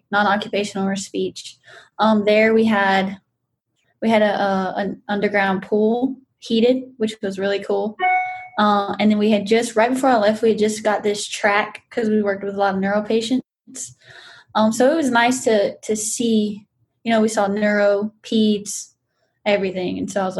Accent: Kaplan, Louisiana, United States; I'm from the big town of Kaplan

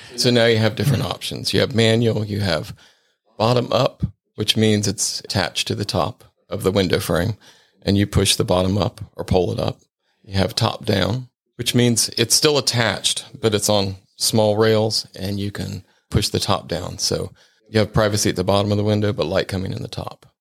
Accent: Cincinnati, Ohio, United States; moved away; also born or lived in Sarasota, Florida; I'm originally from Cincinnati, Ohio

